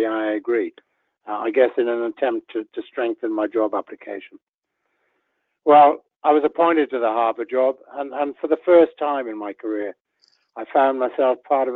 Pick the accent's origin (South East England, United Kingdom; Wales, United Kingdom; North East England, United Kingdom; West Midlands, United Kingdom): Wales, United Kingdom; West; I was brought up in West Wales within a farming community